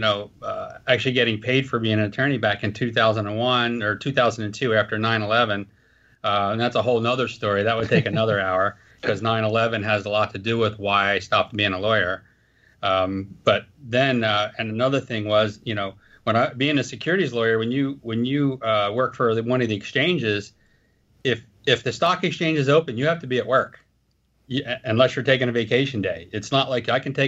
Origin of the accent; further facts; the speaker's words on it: United States; I was from Philadelphia, New Jersey